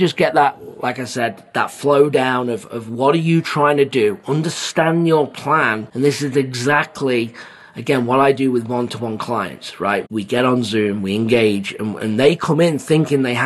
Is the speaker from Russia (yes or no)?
no; England, United Kingdom; also born or lived in Phoenix / Jacksonville, Florida; now in United States; I'm from England